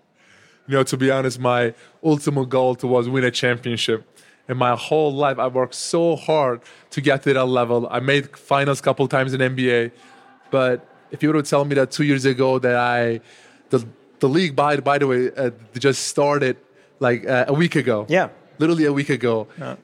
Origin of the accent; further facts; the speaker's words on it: Turkey; now in United States; when I was growing up in my home country, Turkey